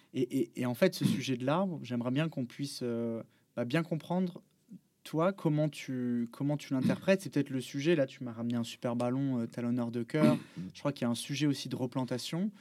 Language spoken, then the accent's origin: French; Bordeaux, Nouvelle-Aquitaine, France; je viens de Bordeaux, donc j'étais passionné de supporter de l'équipe de l'UBB